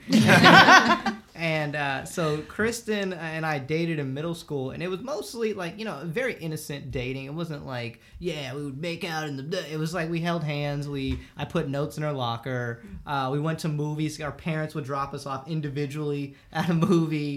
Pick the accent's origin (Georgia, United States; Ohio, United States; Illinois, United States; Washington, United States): Georgia, United States; Alpharetta; I grew up in Alpharetta, Georgia, which is like the suburbs of Atlanta.